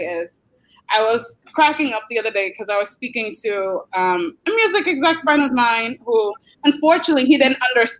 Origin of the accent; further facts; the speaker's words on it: Boston, Massachusetts, United States; I grew up in Boston, Massachusetts